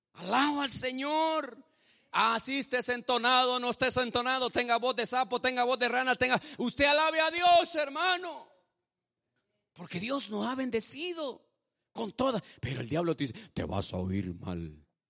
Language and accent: Spanish; El Salvador; moved away; Yo soy de Salvador como su pastor, pero mi esposa es mexicana